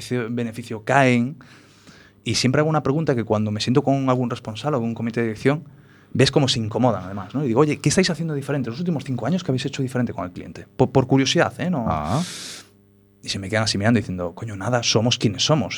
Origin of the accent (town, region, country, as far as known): Galicia, Spain; born or raised there; also born or lived in Paris, France